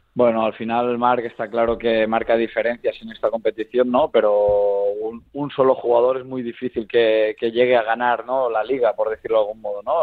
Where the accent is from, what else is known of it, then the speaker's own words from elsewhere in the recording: Lleida, Catalonia, Spain; yo soy nacido aquí en Lleida